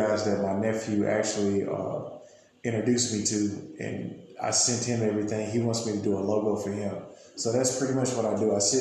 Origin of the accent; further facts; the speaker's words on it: Glencoe, Alabama, United States; moved away as an adult; also born or lived in Gadsden, Alabama; I'm from Gaston. I was brought up in Glencoe